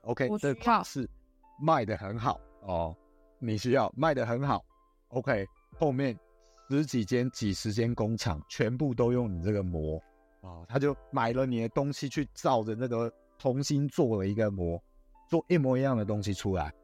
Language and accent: Chinese; Taiwan; 我们台湾人